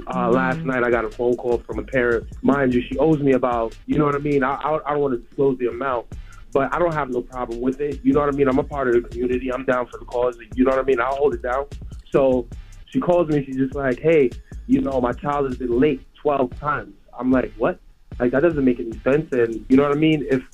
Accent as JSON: {"language": "English", "town": "New York City", "region": "New York", "country": "United States", "said": "I'm from New York City again. My mom was a single mother growing right. up."}